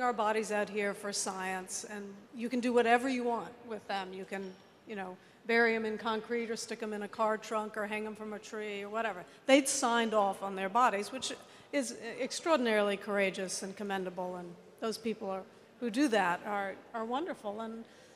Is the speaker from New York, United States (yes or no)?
no; Virginia, United States; I come from Virginia